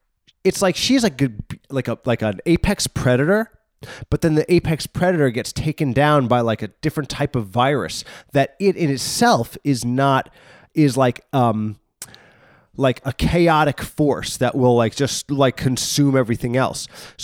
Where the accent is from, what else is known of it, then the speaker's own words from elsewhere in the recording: New York, United States; born there; I was born in New York